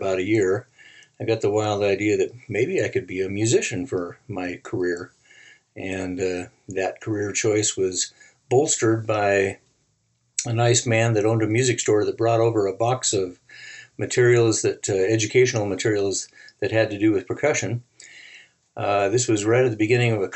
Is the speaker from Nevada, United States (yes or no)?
yes; Reno, Nevada, United States; growing up in Reno, it was pretty common for celebrities to come through town